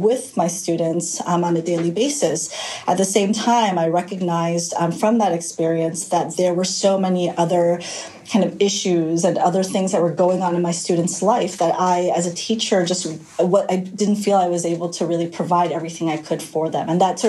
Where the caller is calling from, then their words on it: Menlo Park, California, United States; I am calling from Menlo Park, California. So it's the San Francisco Bay Area, the Silicon Valley, I guess you could call it.